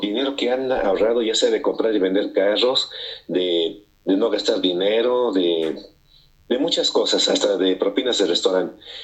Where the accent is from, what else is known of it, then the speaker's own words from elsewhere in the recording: Mexico City, Mexico; accent: chilango; moved away as an adult; also born or lived in Los Angeles, California, United States / Las Vegas, United States; now in United States; crecí en el DF, que ahora se llama Ciudad de México, o CDMX, hasta los 28 años en que pues decidí ir a Estados Unidos. Nací en Estados Unidos